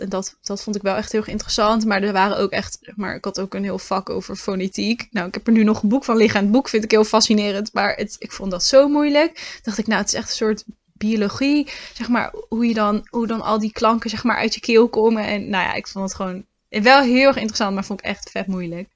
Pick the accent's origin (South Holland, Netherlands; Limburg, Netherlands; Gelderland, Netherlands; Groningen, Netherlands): Gelderland, Netherlands; Lichtenvoorde; moved away as an adult; now in Utrecht, Netherlands; Oorspronkelijk kom ik uit Lichtenvoorde, uit de Achterhoek.